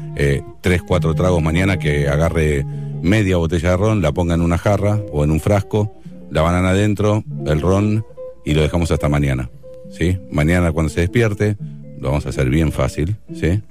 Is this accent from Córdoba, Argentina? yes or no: no; Pinamar, Buenos Aires Province, Argentina; soy de Pinamar, de Cariló, de la playa